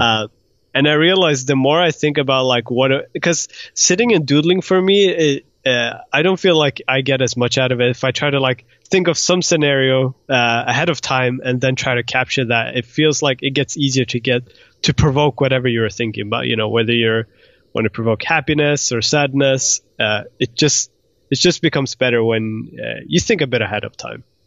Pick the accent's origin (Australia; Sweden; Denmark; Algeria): Sweden; moved away as an adult; also born or lived in Iran / United Kingdom / Croatia; now in Los Angeles, United States; so originally I was born in Iran, but we moved to Sweden when I was, uh, like, a year old.